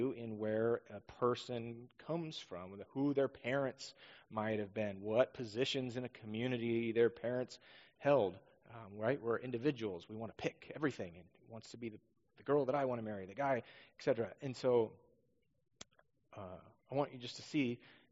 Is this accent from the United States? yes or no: yes; Northeast Washington, United States; also born or lived in Southern California; now in Roseburg, United States; growing up in Northeast Washington